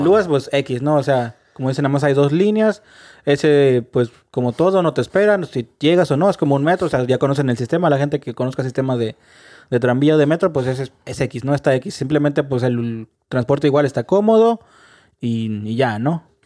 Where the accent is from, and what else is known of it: Mexico; now in Dublin, Ireland